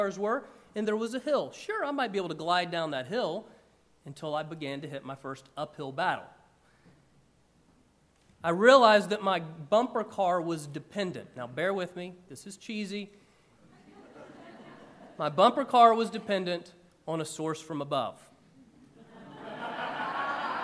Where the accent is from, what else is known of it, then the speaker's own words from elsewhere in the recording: about an hour outside of Atlanta, Georgia, United States; when I was a kid growing up in Georgia, one of my favorite things to do, I grew up about an hour outside of Atlanta